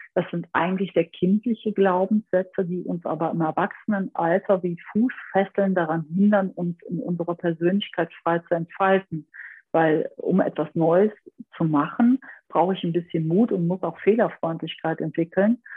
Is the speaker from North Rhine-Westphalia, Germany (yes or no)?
yes; Aachen area, North Rhine-Westphalia, Germany; ich komme so ein bisschen aus dem Aachener Raum